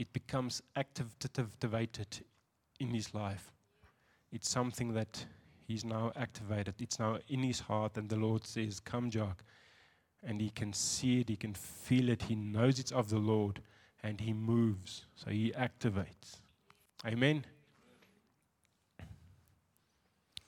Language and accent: English; Windhoek, Khomas, Namibia; I'm from Windhoek